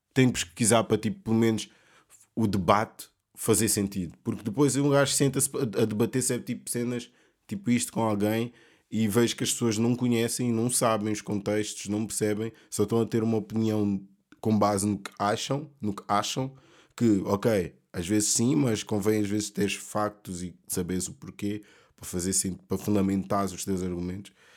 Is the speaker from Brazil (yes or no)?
no; Portugal; also born or lived in Mozambique; eu sendo africano, preto, uh, luso, portu, luso africano, luso moçambicano